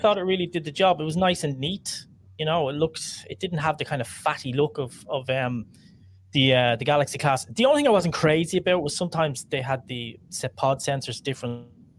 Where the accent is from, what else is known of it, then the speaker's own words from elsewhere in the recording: Ireland; as an Irish person